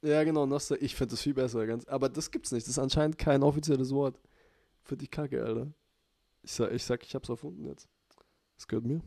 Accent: Kaufbeuren or Füssen, Bavaria, Germany; wo wir herkommen, also Kaufbeuren und Füssen.

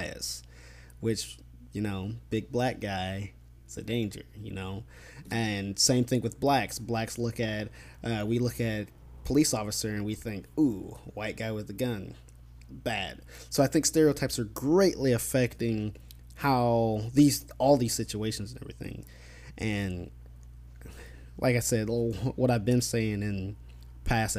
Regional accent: Midwest, United States; I'm from the Midwest

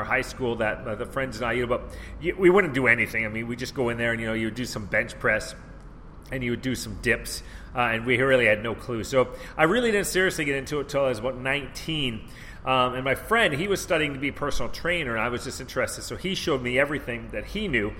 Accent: Canada; moved away as an adult; also born or lived in Vancouver; I'm from Canada

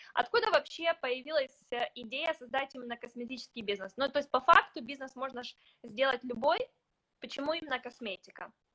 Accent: Ukraine; мы с тобой выросли в Украине

